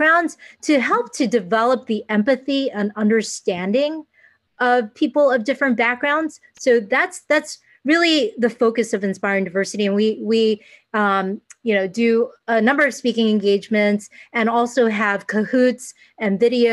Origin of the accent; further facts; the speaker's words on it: United States; I am Asian American. I consider mm-hmm. myself really down the middle, half Asian, half American